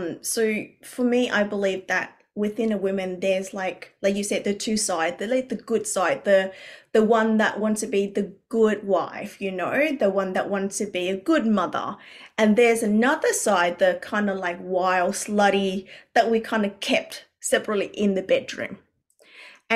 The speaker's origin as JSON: {"language": "English", "country": "Vietnam", "tie": "born or raised there", "moved": "yes", "said": "I grew up originally in Vietnam, where we had a lot of cultural conditioning"}